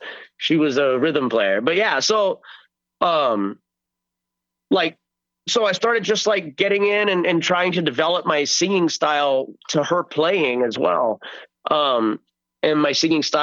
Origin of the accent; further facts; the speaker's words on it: El Centro, California, United States; I went to a local show in my hometown of El Centro, California